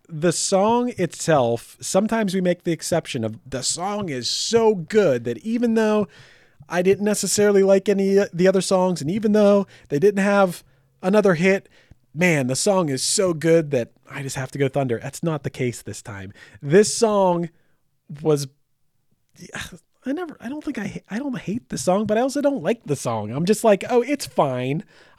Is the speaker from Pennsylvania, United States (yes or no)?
no; Michigan, United States; I'm from Michigan and I have a giant Confederate flag behind me.